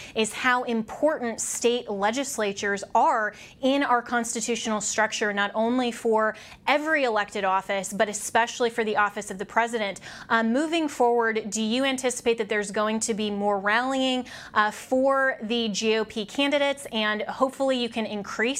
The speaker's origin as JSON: {"language": "English", "region": "Colorado", "country": "United States", "said": "I'm from Colorado"}